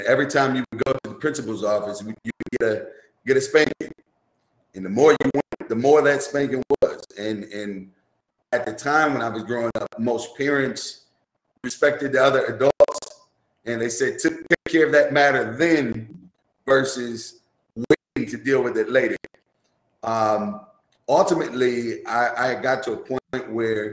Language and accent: English; Minneapolis, Minnesota, United States; growing up here in Minneapolis